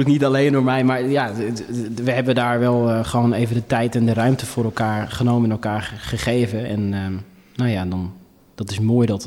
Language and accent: Dutch; Ethiopia; now in Netherlands; het voordeel dat ik uit Ethiopië kom... is dat ik ondanks mijn lengte wel stevige billen